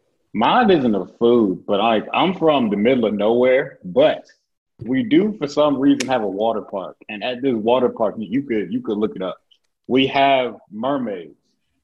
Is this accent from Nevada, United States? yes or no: no; Spring Hill, Florida, United States; I'm from Spring Hill